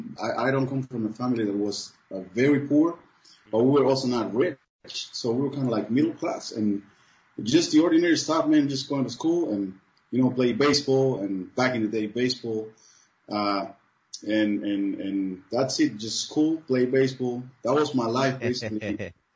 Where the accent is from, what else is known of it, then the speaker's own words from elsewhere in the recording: Cuba; English is a second language; moved away as an adult; now in Germany; Cuba is a very, very good school, man. It's very nice to grow up there.